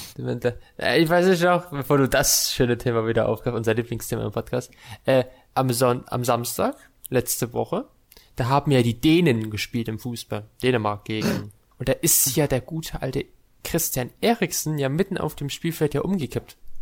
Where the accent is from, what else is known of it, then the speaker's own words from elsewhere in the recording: Saxony-Anhalt, Germany; Die sind dieses Jahr bei uns in Sachsen-Anhalt